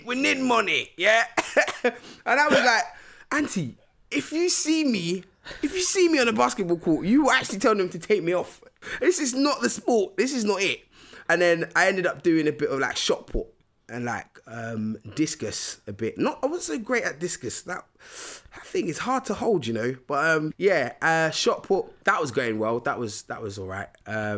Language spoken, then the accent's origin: English; Nigeria; like they really wanted us to learn about like our motherland, like, you know, so I'm from Nigeria.